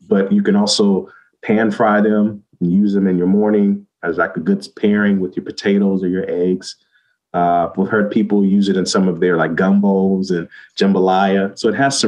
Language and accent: English; Portland, Oregon, United States; where I grew up is in Southeast Portland